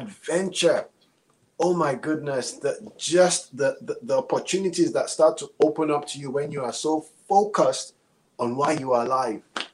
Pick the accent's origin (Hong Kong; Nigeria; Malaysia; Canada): Nigeria; moved away as an adult; now in United States; I am Nigerian. I've been here 20 years